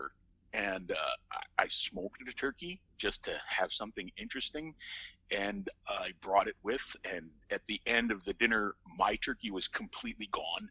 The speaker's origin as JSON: {"language": "English", "region": "Minnesota", "country": "United States", "said": "I'm Minnesotan, and therefore I'm Scandinavian"}